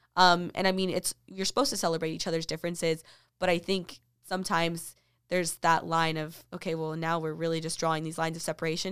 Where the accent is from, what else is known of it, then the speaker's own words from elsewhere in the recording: Texas, United States; I was from Texas